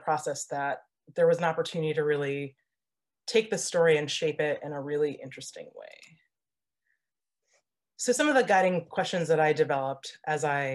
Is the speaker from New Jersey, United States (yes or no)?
yes; New Jersey, United States; moved away as an adult; also born or lived in Washington State; now in Washington, United States; I'm an East Coaster. I was born and raised in New Jersey